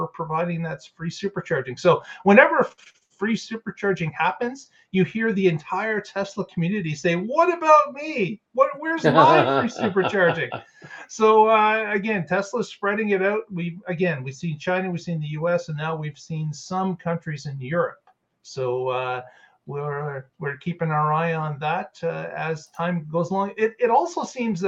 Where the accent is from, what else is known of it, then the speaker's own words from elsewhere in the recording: Canada; being a Canadian